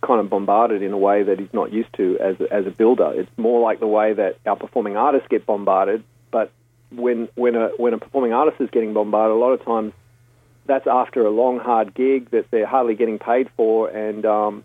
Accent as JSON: {"language": "English", "town": "Stanwell Park", "region": "New South Wales", "country": "Australia", "tie": "born or raised there", "said": "growing up in Stanwell Park with the community theatre"}